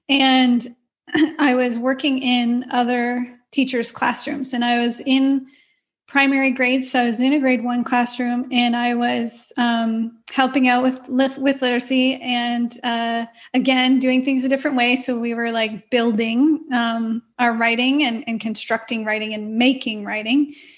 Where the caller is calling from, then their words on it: Ontario, Canada; So I'm in Ontario, Canada, in a small town about an hour and a half west of Toronto.